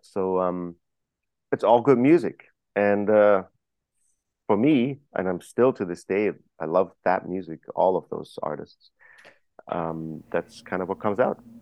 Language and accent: English; Germany; moved away; I was growing up in Germany